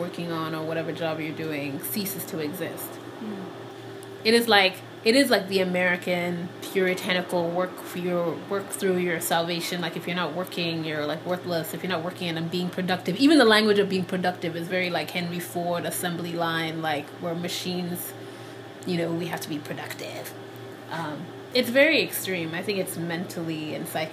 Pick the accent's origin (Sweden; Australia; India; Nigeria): Nigeria; moved away as an adult; also born or lived in Liberia; now in United States; I was born in Liberia to Sierra Leonean parents, and then I moved to Nigeria when I was 6, and I lived in Nigeria from when I was 6 to 18.